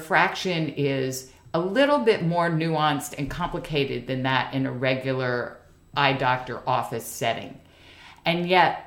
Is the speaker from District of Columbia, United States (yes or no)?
yes; Washington, District of Columbia, United States; a native Washingtonian, born and bred.